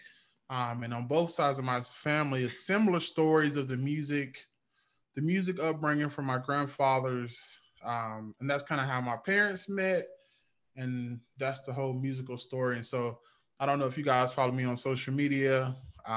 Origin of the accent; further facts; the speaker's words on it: North Carolina, United States; I'm from North Carolina. And so I have one of those country church boy stories.